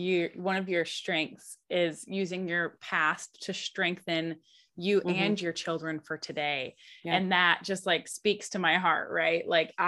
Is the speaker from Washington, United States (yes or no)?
no; Michigan, United States; moved away as an adult; now in Alaska, United States; I was born and raised in Michigan for, I've been in Alaska now officially more than half of my life, but, my roots are still there.